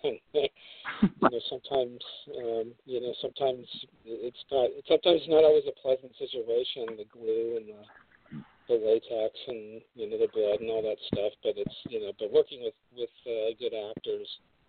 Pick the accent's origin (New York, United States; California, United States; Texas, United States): California, United States; Glendale; I grew up over in Glendale, in California, which is suburb of Los Angeles, and I was just like over the hill from Hollywood